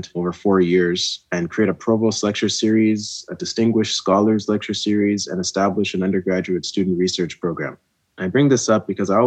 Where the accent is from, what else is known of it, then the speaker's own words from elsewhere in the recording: Ghana; moved away; Me being from West Africa and being from Ghana, when I tell people I'm from Ghana